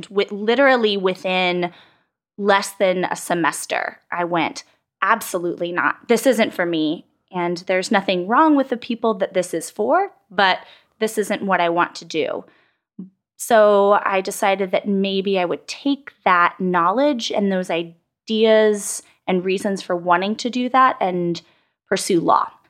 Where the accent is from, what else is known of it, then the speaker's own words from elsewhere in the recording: San Antonio, Texas, United States; moved away as an adult; I did. I grew up in San Antonio, Texas girl through and through, and was there until I went to college up in DC.